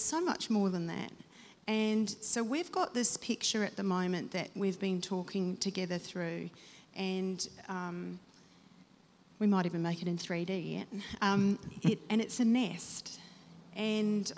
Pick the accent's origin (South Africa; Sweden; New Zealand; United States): New Zealand; myself being a Kiwi